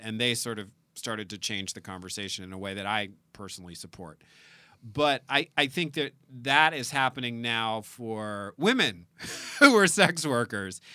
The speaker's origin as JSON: {"language": "English", "region": "South Louisiana", "country": "United States", "moved": "yes", "lives_now": "California, United States", "said": "we're both from South Louisiana."}